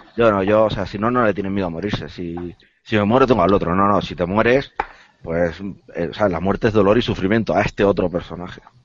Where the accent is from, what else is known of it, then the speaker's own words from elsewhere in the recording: Las Palmas, Canary Islands, Spain; yo soy de las islas, yo soy de, de Las Palmas